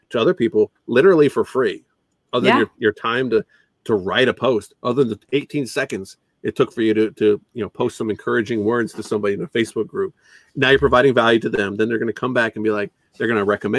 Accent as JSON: {"language": "English", "country": "Canada", "said": "I'm not even American, I'm Canadian"}